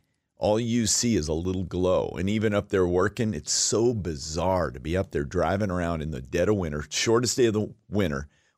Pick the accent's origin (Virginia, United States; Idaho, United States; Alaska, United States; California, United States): Alaska, United States; moved away; I was born and raised in Alaska and I worked in the oil fields and it was wild.